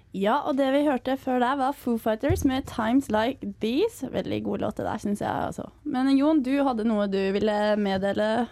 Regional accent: Eastern Norway, Norway; now in Trondheim, Norway; jeg er fra Østlandet

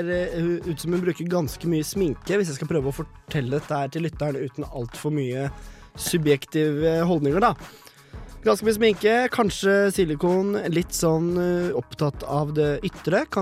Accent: Drammen, Buskerud, Norway; Jeg er stolt drammenser

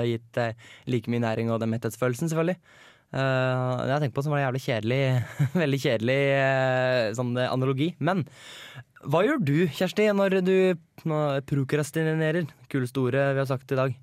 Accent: Hønefoss, Buskerud, Norway; moved away; Har vært hjemme i Hønefoss

